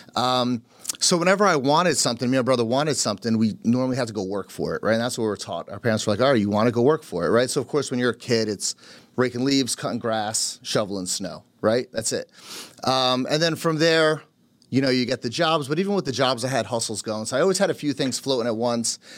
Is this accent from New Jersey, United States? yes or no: yes; New Jersey, United States; first language Polish; English is a second language; also born or lived in Carteret, New Jersey; Born and raised in, uh, in Jersey, but, uh, son of immigrants. Parents came from Poland